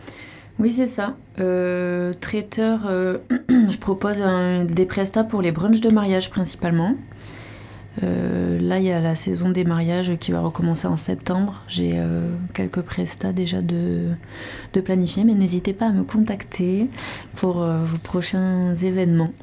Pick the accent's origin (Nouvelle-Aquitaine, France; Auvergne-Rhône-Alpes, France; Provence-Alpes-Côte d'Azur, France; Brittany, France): Nouvelle-Aquitaine, France; Pau; moved away as an adult; also born or lived in Toulouse; now in Landes, France; je suis originaire de Pau, j'ai grandi à Pau